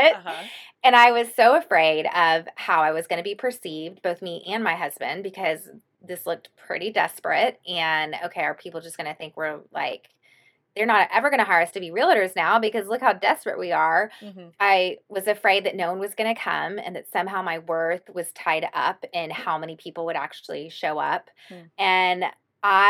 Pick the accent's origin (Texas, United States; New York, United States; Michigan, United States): Texas, United States; Austin; I'm from Austin